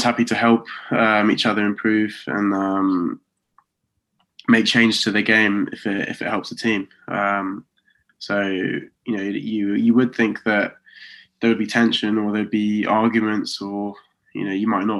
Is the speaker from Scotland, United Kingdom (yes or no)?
no; Oxford, South East England, United Kingdom; moved away as an adult; now in Coventry, United Kingdom; So I'm from Oxford, but I'm living in Coventry